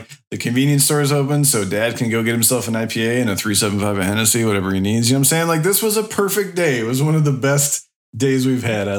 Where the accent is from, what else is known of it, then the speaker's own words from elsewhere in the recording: Midwest, United States; moved away; I'm from the Midwest too, right?